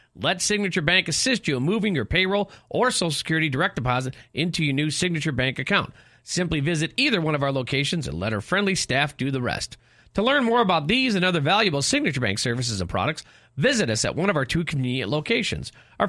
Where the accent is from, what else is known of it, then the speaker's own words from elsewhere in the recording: Oak Forest, Illinois, United States; in my hometown of Oak Forest